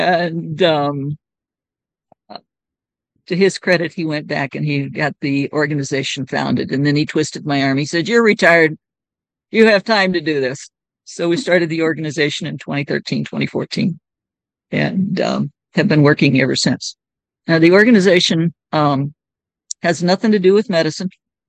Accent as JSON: {"language": "English", "country": "United States", "said": "So I had Uganda on my right. I was from the United States. Zambia was on my left."}